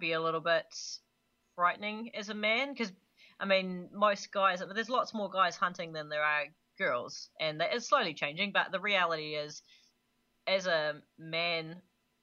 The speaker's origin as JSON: {"language": "English", "country": "Canada", "moved": "yes", "lives_now": "New Zealand", "said": "as a Canadian gone Kiwi"}